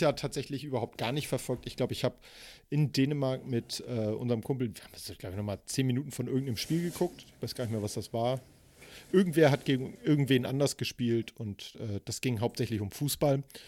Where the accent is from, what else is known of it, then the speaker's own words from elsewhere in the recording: Hamburg, Germany; ich bin ja in Eppendorf groß geworden.